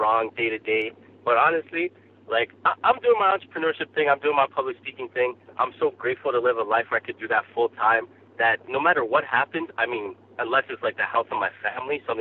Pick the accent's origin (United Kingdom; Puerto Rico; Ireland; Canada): Canada; Toronto, Ontario; I grew up in Toronto, born and raised